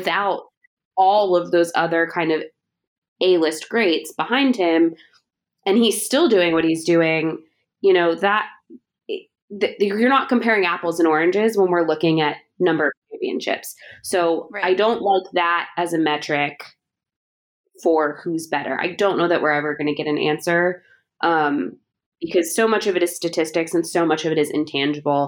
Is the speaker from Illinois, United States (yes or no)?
yes; Chicago, Illinois, United States; I grew up in Chicago in the era of the 90s Bulls. So Michael Jordan is a huge part of my childhood